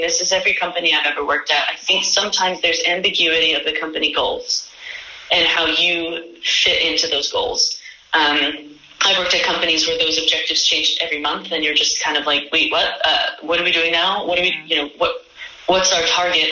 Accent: New York, United States; moved away as an adult; now in Copenhagen, Denmark; I'm originally from New York

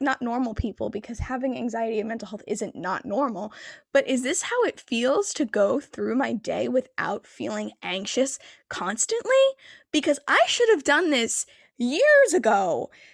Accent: New Jersey, United States; I am from New Jersey

